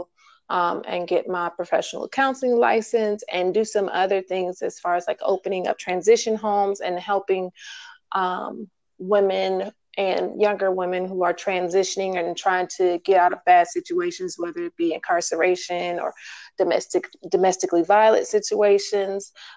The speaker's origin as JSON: {"language": "English", "town": "Milwaukee", "region": "Wisconsin", "country": "United States", "moved": "as an adult", "lives_now": "Atlanta, United States", "said": "I'm originally from Milwaukee, but I left Milwaukee and moved to Georgia about 12 or 13 years ago."}